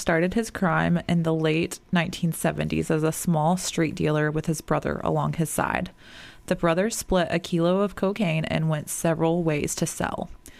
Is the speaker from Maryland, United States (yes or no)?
yes; Annapolis, Maryland, United States; moved away; also born or lived in Georgia; I was born and raised in Annapolis, Maryland. Annapolis, is that how you say that? Maryland, before moving to Georgia.